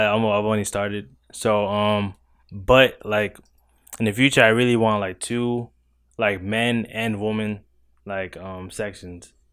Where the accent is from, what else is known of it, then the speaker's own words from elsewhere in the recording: New York City, New York, United States; moved away as an adult; now in Virginia, United States; I'm from Crown Heights, Brooklyn, New York